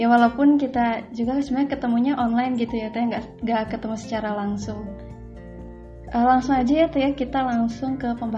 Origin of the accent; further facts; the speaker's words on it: Sukabumi, West Java, Indonesia; FYI juga nih teh beta juga dari Sukabumi sama kayak teh Dita